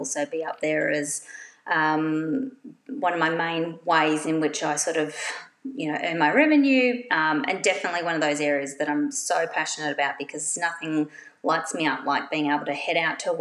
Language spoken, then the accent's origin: English; Australia; now in Perth, Australia; being an Australian quilter